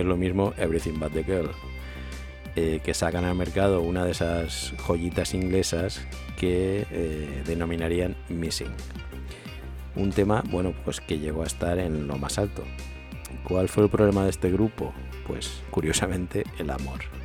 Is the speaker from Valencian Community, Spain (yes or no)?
yes; Manises, Valencian Community, Spain; de mi pueblo, de Monises